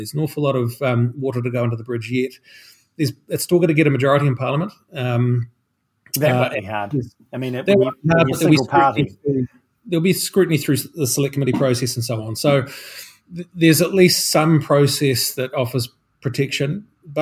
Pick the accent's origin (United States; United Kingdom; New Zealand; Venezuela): New Zealand; Christchurch, Canterbury; I grew up in Christchurch, which was the smog capital of New Zealand